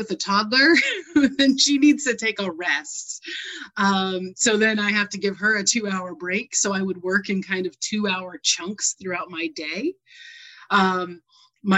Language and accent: English; New England, United States; I grew up in New England, where I was a graduating class of 35